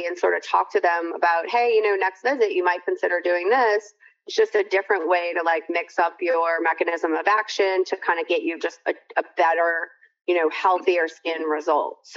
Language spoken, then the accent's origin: English; Louisiana, United States; I'm from Louisiana, we say lanyap